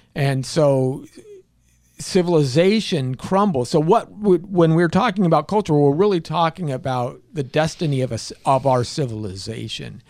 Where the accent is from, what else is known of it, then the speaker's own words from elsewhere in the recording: California, United States; I'm from California